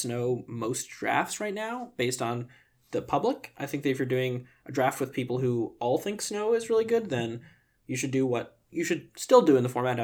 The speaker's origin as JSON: {"language": "English", "town": "New York City", "region": "New York", "country": "United States", "tie": "born or raised there", "said": "growing up in New York City"}